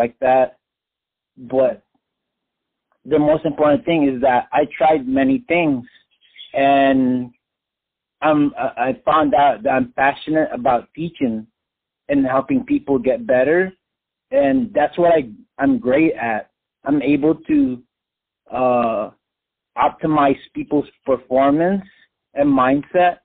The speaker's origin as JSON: {"language": "English", "country": "Philippines", "said": "I'm Filipino"}